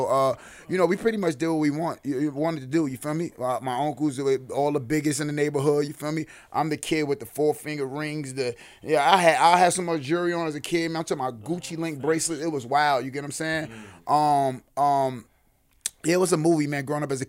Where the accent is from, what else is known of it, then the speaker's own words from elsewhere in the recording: New York City, New York, United States; I'm born and raised in Brooklyn, man. Bammers, to be exact. You know what I'm saying? I'm a Brookdale baby.